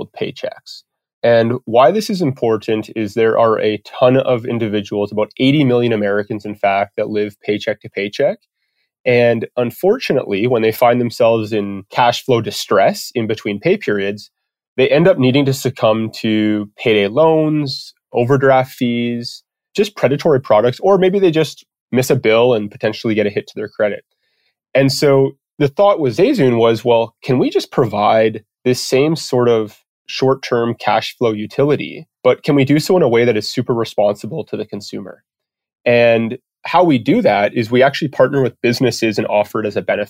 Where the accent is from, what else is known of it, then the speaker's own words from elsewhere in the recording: Comox, British Columbia, Canada; accent: Canadian; moved away as an adult; now in Calgary, Canada; I grew up on Vancouver Island, which is the most west coast part of Canada, or at least the most west coast part that I know of in Canada, in a small little town called Comox, British Columbia